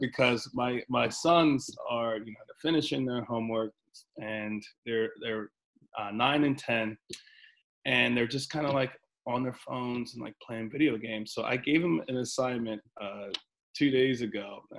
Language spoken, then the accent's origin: English; Princeton, New Jersey, United States; I'm from Princeton. I grew up in Princeton.